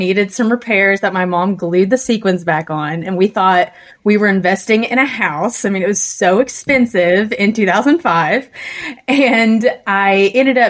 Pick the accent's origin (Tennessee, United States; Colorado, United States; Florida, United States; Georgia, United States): Tennessee, United States; I'm from Tennessee